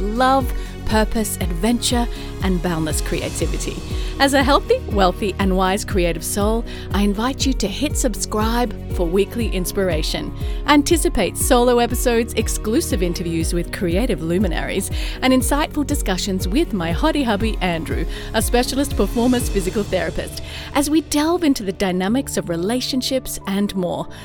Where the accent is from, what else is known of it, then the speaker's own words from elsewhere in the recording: Australia; also born or lived in London, United Kingdom / California, United States; now in Atlanta, United States; I'm an Aussie in Atlanta, Georgia, U S